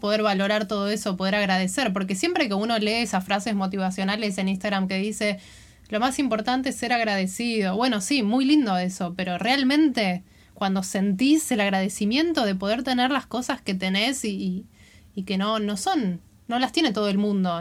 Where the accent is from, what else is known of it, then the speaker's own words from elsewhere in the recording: Buenos Aires, Argentina; moved away as an adult; yo me fui de Buenos Aires con 25 años